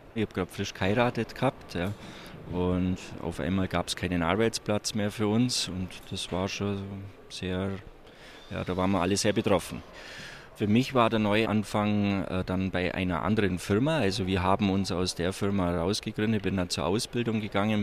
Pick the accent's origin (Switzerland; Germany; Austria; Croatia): Germany; Igling, Bavaria; von Igling, das ist meine Heimatort